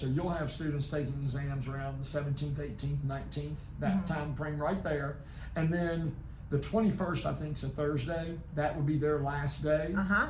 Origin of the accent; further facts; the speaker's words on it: West Virginia, United States; moved away as an adult; now in South Carolina, United States; I'm originally from West Virginia, so go Mountaineers. I was born and raised in West Virginia, spent time in Virginia, and then straight out of college, out of Roanoke College in Salem, Virginia.